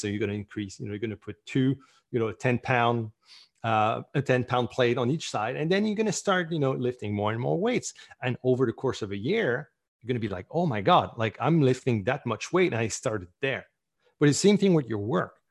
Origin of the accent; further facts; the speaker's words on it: Canada; I'm Canadian